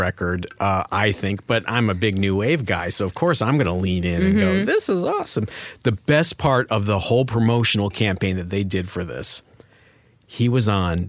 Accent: Cleveland, Ohio, United States; I'm from Cleveland. okay? Rock and roll capital of the world.

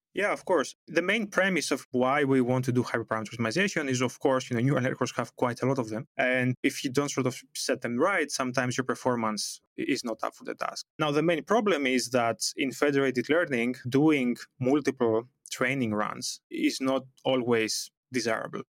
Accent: Greece; moved away as an adult; now in Amsterdam, Netherlands; Originally, I come from Greece. That's where I did my bachelor on computer science and telecommunications

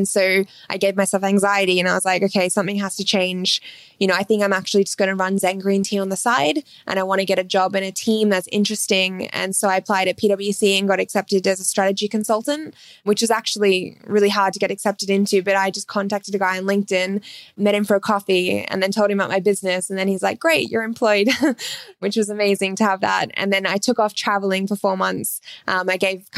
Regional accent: Terrigal, New South Wales, Australia; moved away; I grew up in the Central Coast in a place called Terrigal.

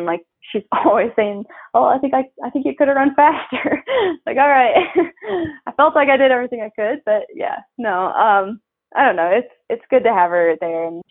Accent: Iowa, United States; moved away; my home state

